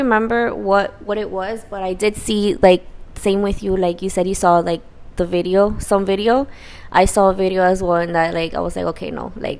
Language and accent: English; Miami, Florida, United States; Born and raised in Miami, county of Dade.